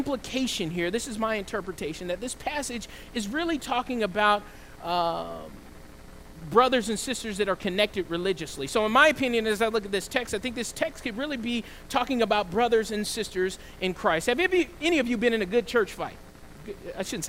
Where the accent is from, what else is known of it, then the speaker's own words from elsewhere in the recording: the South, United States; I grew up in the South